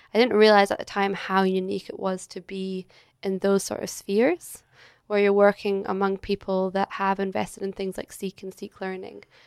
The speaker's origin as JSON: {"language": "English", "town": "Edinburgh", "region": "Scotland", "country": "United Kingdom", "tie": "born or raised there", "moved": "as an adult", "lives_now": "Australia", "said": "I'm originally from Scotland. So I grew up in Edinburgh"}